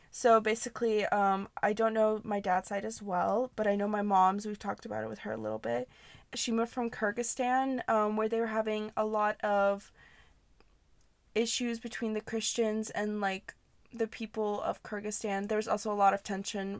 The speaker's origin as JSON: {"language": "English", "country": "United States", "tie": "born or raised there", "said": "we grew up in america speaking a different language"}